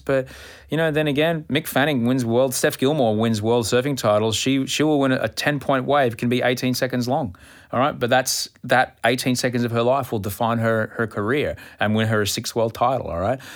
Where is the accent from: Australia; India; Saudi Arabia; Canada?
Australia